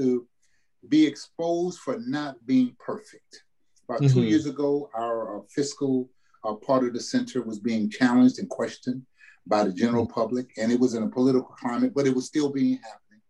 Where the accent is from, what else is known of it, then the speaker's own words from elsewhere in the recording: New Orleans, Louisiana, United States; moved away as an adult; now in California, United States; growing up in New Orleans